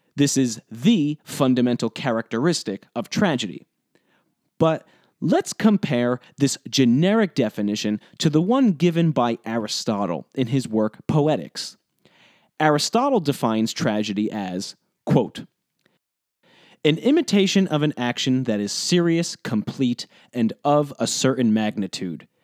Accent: New Jersey, United States; now in Providence, United States; I grew up in New Jersey, about twenty-five minutes outside of New York City

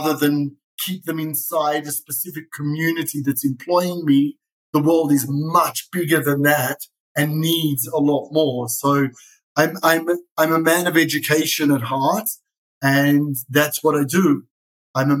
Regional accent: Sydney, New South Wales, Australia; now in Israel; I was born in Sydney, Australia. That's where the funny accent comes

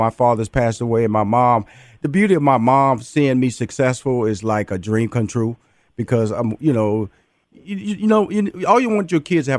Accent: Houston, Texas, United States; you know, I'm from Fifth Ward, Texas

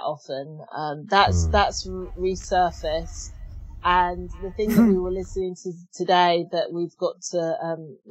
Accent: Australia; moved away; I've come from Australia, and being Australian

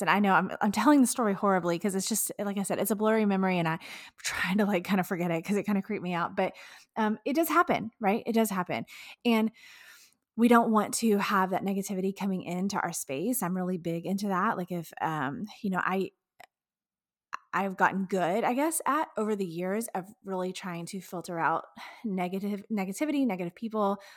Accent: Texas, United States; being a Texan myself

